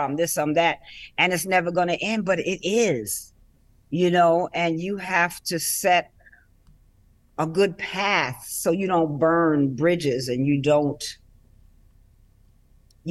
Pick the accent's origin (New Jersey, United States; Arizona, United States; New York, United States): New York, United States; New York City; growing up in Harlem